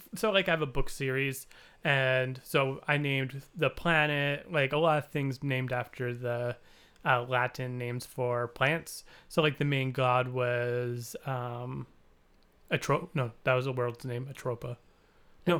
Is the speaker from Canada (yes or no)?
yes; Canada; we're Canadian